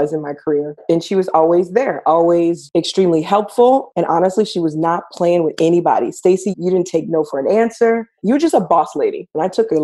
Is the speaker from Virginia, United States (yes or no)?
no; New Orleans, Louisiana, United States; also born or lived in Los Angeles; I decided to go back home to New Orleans.